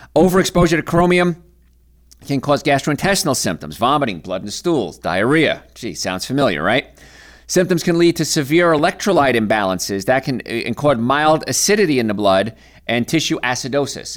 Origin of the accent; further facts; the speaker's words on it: Hoboken, New Jersey, United States; I grew up in Hoboken, New Jersey, in apartments